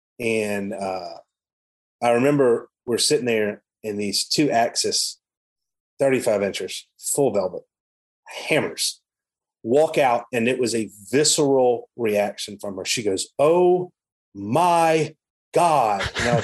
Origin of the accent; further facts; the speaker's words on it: the South, United States; It's interesting, like, growing up in the South, I say that a lot